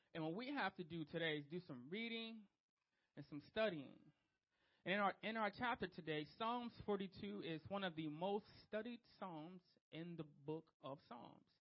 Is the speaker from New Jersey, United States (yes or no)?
yes; Trenton, New Jersey, United States; Street kid. I'm from Trenton, New Jersey